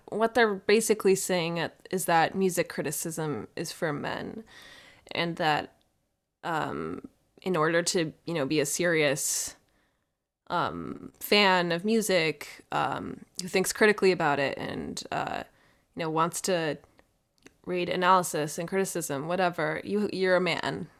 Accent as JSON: {"language": "English", "region": "Minnesota", "country": "United States", "tie": "born or raised there", "said": "my home state"}